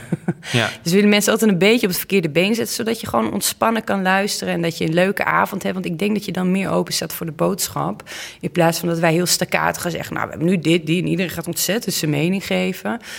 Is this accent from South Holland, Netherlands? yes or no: no; Olst, Overijssel, Netherlands; de burgemeester van Olst, waar ik vandaan kom